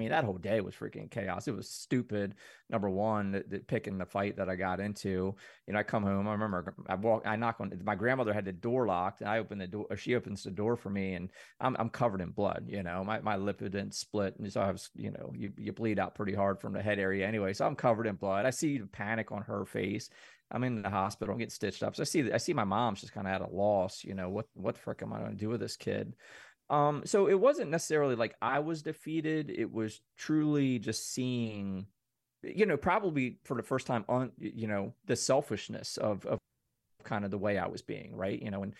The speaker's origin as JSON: {"language": "English", "town": "Mayberry", "country": "United States", "tie": "born or raised there", "said": "I come from Mayberry, man, 2000 people, small town, everybody knows everyone."}